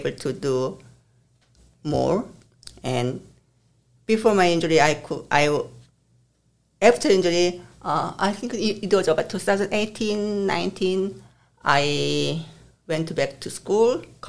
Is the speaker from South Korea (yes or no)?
yes; South Korea; now in United States; I come from South Korea.